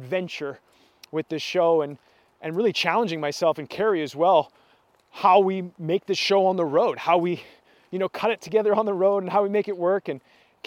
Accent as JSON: {"language": "English", "country": "Canada", "said": "our country, Canada, where I'm from"}